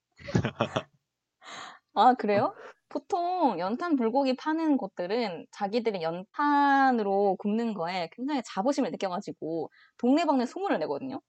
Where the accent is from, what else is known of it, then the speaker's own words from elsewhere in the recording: Gyeongsang, South Korea; 경상도 사람으로서